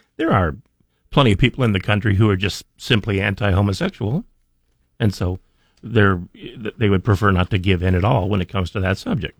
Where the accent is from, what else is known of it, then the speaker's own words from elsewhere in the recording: Idaho, United States; I've lived in Idaho for, well, by and next week it'll be 57 years